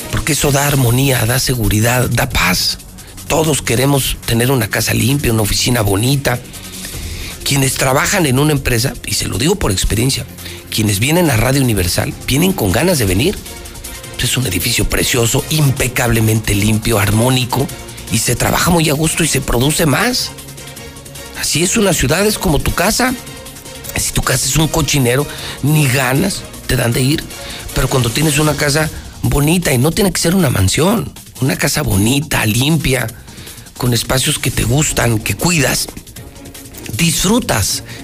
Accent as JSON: {"language": "Spanish", "region": "Aguascalientes", "country": "Mexico", "said": "yo no sé de qué barrio sea usted, pero yo soy del Encino, imagínese que algún estúpido por dejar, según él, bonito el templo, fuera a enjarrar todo el templo del Encino"}